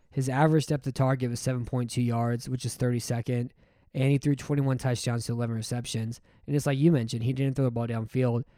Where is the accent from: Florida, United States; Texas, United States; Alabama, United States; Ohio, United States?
Texas, United States; I'm from Texas.